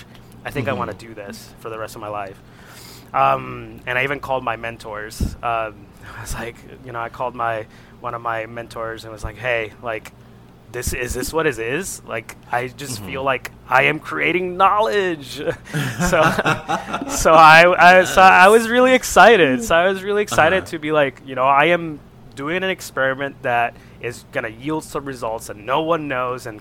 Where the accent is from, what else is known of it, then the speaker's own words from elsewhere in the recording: Isabela, Puerto Rico; moved away as an adult; also born or lived in Ohio / Toledo, Ohio; I am from Puerto Rico, from the home, my hometown is Isabela.